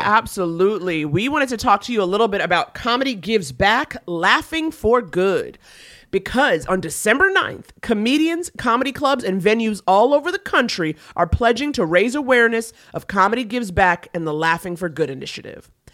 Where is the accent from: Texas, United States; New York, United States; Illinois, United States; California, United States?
New York, United States; I'm from New York